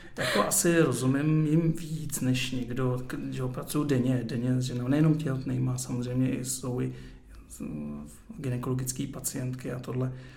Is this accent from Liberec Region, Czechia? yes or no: no; Ústí nad Labem, Ústí nad Labem Region, Czechia; já jsem narozený v Ústí